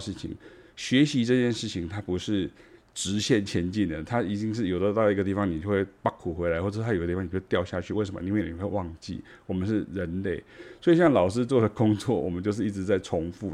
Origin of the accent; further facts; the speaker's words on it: Taichung, Taiwan; moved away as an adult; now in Taipei, Taiwan; 因为台中是我的家哈，它是我的老家这样哈